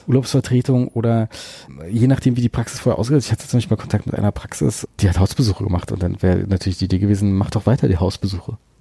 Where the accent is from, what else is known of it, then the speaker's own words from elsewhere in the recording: Berlin, Germany; ich äh, bin Berliner und habe außerhalb von Berlin studiert